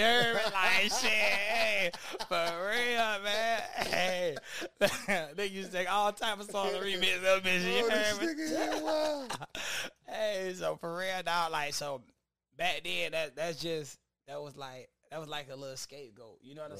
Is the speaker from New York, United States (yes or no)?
yes; Lackawanna, New York, United States; I grew up there from like when I was born all the way to probably I was like 5 years old.